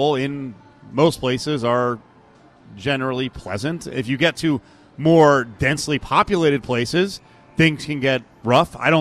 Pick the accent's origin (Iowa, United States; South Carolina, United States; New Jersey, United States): New Jersey, United States; now in Las Vegas, United States; I've been here longer in Vegas than my original birthing area of Central Jersey